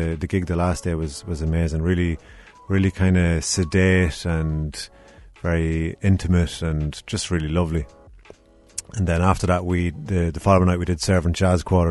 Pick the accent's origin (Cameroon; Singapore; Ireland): Ireland; Ardee, Leinster; also born or lived in Dundalk; now in Cork, Ireland; I'm from Ardee, so very close to Dundalk